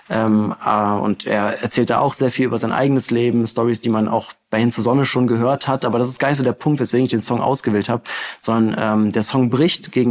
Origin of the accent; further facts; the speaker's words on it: North Rhine-Westphalia, Germany; endlich auch mal eine Hymne für meine Heimatstadt. Also für alle Gladbacher, gebt euch das, wenn ihr nach, äh, nach Hause fahrt über Weihnachten.